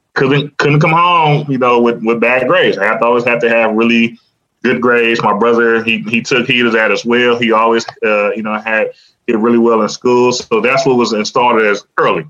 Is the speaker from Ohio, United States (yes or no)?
yes; Cleveland, Ohio, United States; I'm from Cleveland